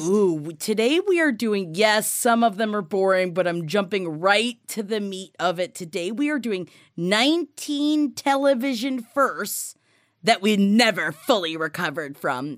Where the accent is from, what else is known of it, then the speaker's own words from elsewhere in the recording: New York City, New York, United States; being a family from Queens